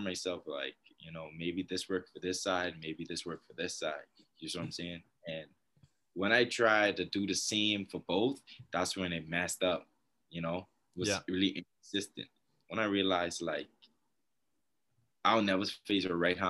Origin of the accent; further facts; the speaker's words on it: Bahamas; moved away as an adult; now in Canberra, Australia; I'm from the Bahamas